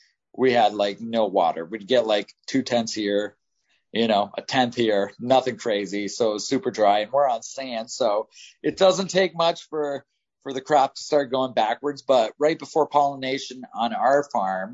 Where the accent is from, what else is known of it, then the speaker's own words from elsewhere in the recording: Ontario, Canada; I'm from Ontario